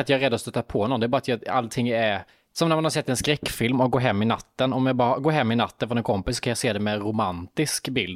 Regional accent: Värnamo, Jönköping County, Sweden; moved away; Nu var jag i Värnamo i min hemstad

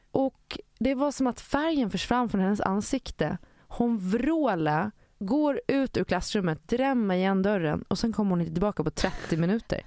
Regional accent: Gotland, Sweden; eftersom jag är från Gotland och bor där på sommaren

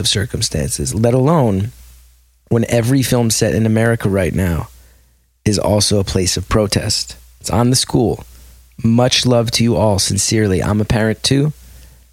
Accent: West Orange, New Jersey, United States; I grew up in West Orange.

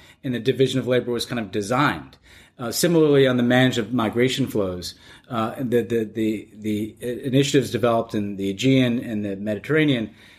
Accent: United States; as an American

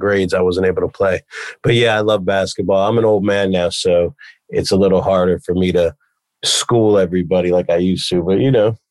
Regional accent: New York City, New York, United States; also born or lived in the Hamptons; I moved from New York City to the Hamptons, was in my junior year of high school

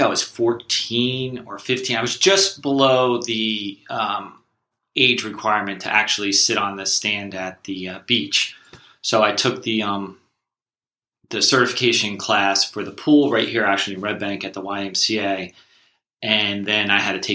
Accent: Oakhurst, New Jersey, United States; I grew up in Oakhurst, New Jersey, which is Ocean Township, New Jersey, Monmouth County

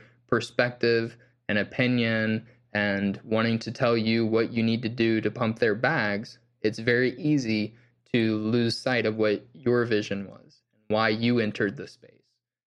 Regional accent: Southeast, United States; I grew up in the Bible Belt of the Southeast United States, but I personally was not necessarily, you know, religious growing up.

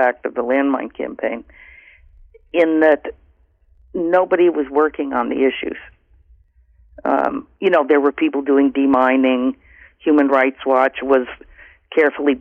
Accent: Vermont, United States; There's a 350 Vermont in my home state that I participate

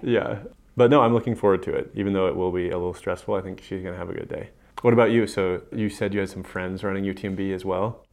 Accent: Missoula, Montana, United States; I grew up in Missoula and then went away for college

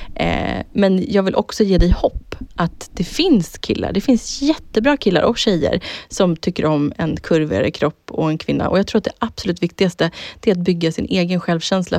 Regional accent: Södertälje, Stockholm County, Sweden; jag har haft en så jävla kul uppväxt och jag hade så jävla roligt hemma i Södertälje när vi var tonåringar

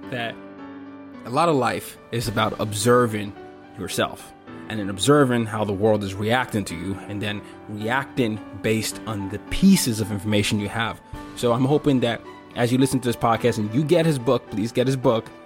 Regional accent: Nigeria; So, because I'm Nigerian, we obviously had a lot of British influence, and so my dad was a diplomat. We moved around a lot, and I remember I did my high school in Nigeria

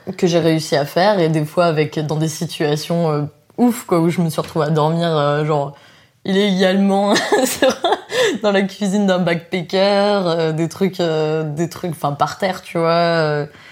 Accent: France; moved away as an adult; also born or lived in New Zealand; quand on est français

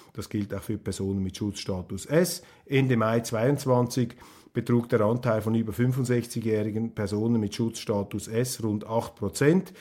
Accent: Switzerland; ich bin Schweizer und ich bin Bürger

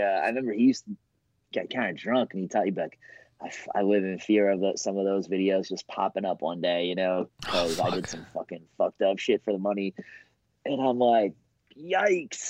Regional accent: Boston, Massachusetts, United States; also born or lived in New York; I'm from Boston too.

